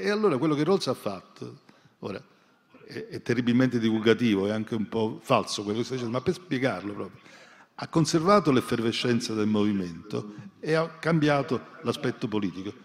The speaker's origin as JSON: {"language": "Italian", "town": "Naples", "region": "Campania", "country": "Italy", "said": "Io sono, natura, sono napoletano"}